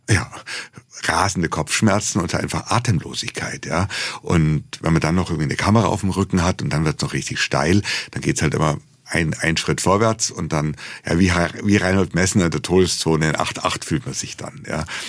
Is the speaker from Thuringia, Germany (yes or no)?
no; Munich, Bavaria, Germany; als Bayer oder als Münchner